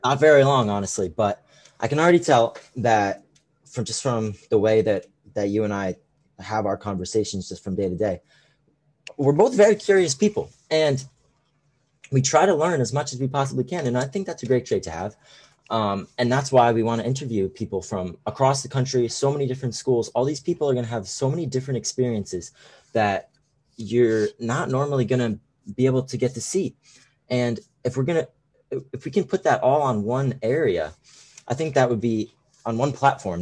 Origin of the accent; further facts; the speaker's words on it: Connecticut, United States; I am a sophomore at Fairfield, and I am from Connecticut